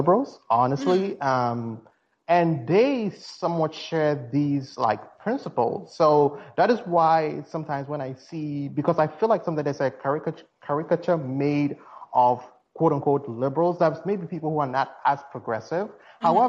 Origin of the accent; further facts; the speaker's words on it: Ghana; now in United States; I'm originally from Ghana, as you can tell from my accent